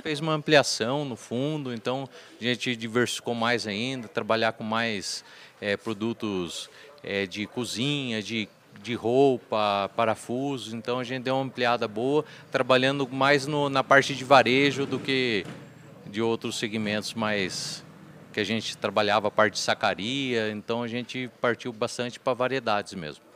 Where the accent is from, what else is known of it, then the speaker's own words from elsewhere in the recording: Porangaba, São Paulo, Brazil; Nasci em Porangaba